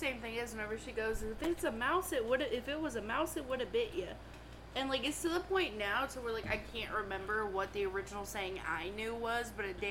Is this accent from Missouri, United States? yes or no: no; Arkansas, United States; And I'm from Arkansas.